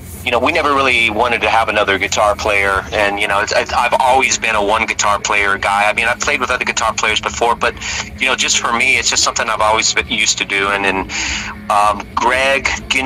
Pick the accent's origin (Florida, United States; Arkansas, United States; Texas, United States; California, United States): Texas, United States; Houston; also born or lived in Richmond, Virginia; We're from Houston